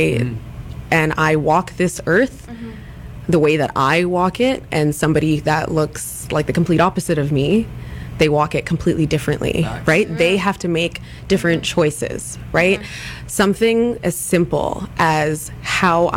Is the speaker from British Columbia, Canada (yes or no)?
yes; Ladner, British Columbia, Canada; our young adult lives growing up in Ladner